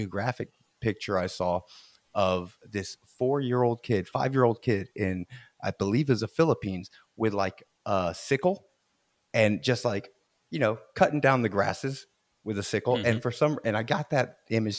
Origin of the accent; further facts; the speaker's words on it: Florida, United States; I'm from Florida